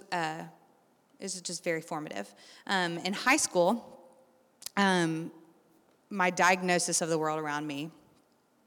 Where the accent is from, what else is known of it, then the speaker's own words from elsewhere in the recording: Lexington, Kentucky, United States; I grew up here in Lexington going to the Spanish immersion program, magnet schools